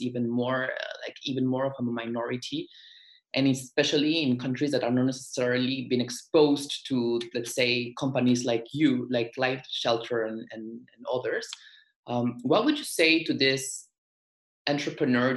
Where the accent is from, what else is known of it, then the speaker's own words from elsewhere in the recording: Peru; I am from Peru and I've encountered this challenge in my country